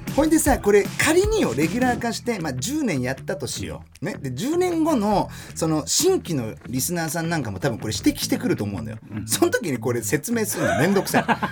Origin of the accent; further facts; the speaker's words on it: Germany; 1990年6月29日ドイツ生まれの30歳